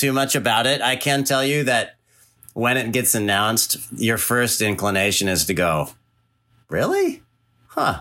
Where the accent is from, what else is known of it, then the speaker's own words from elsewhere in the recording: California, United States; moved away; also born or lived in East Coast; I'm from California